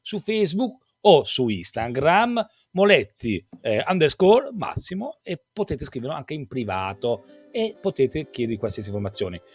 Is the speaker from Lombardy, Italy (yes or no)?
yes; Desio, Lombardy, Italy; son di Desio